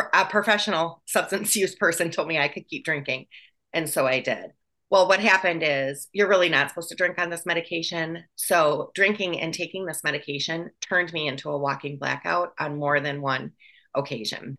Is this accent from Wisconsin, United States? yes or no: yes; Wisconsin, United States; moved away as an adult; also born or lived in Chicago; I was born in Wisconsin.